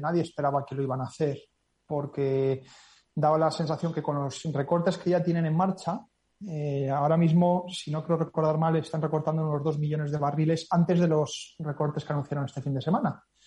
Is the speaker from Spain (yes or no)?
yes; Spain; nosotros como españoles